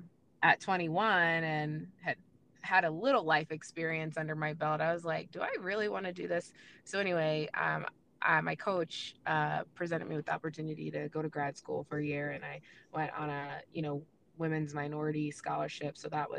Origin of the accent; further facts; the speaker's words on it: New Jersey, United States; moved away as an adult; also born or lived in Tuscaloosa, Alabama / Orlando / Corvallis, Oregon / Reno, Nevada; I'm originally from Jersey. I went to University of Alabama in Tuscaloosa on a full athletic scholarship from Jersey all the way down south to Alabama.